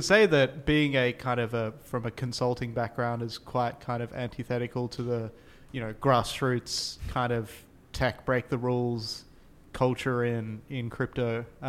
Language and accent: English; Australia